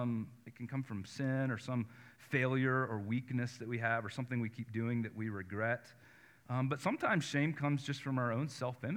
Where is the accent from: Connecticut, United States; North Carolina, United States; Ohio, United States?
North Carolina, United States; I grew up in North Carolina